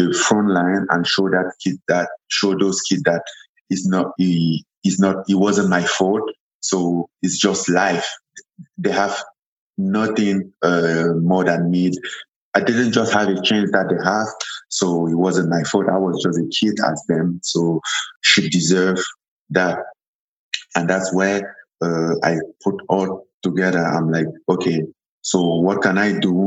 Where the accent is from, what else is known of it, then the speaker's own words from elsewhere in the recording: Cameroon; English is a second language; moved away as an adult; also born or lived in France; now in Las Vegas, United States; I'm from Cameroon. Born and raised in Cameroon.